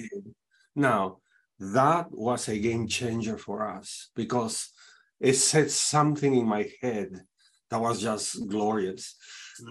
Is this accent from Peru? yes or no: yes; Peru; now in Saint Louis, United States; I am originally from Peru, South America, but I have been living in the United States uh, since 81, actually.